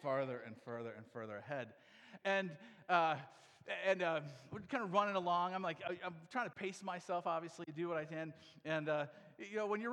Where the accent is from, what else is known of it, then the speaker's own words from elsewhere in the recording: Iowa, United States; I'm from Iowa